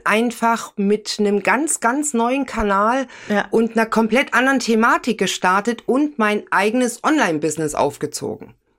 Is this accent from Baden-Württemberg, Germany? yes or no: no; Thuringia, Germany; moved away; also born or lived in Hesse; ich komme ja ursprünglich aus Thüringen, bin nach Hessen gegangen